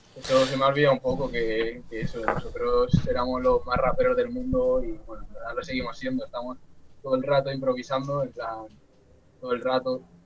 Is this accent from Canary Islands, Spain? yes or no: no; Guadalajara, Castilla-La Mancha, Spain; Yo en verdad no soy de Alcalá, soy de Guadalajara